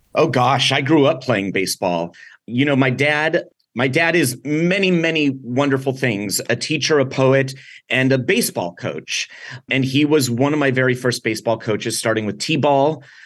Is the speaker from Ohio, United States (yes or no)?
no; San Diego, California, United States; I grew up here in San Diego